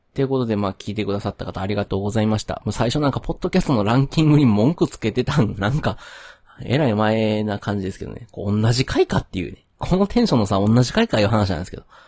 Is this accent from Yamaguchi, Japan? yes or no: no; Kyoto, Japan; also born or lived in Nara; now in Kobe, Japan; 生まれも育ちもまあ京都で、まあずっと関西におって